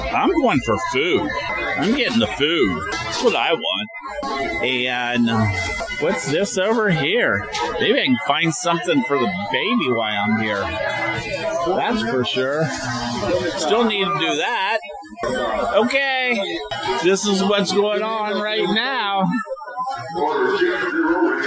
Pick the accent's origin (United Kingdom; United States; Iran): United States; Cincinnati, Ohio; moved away as an adult; also born or lived in Southeast Indiana; now in Florida, United States; to Cincinnati towards my hometown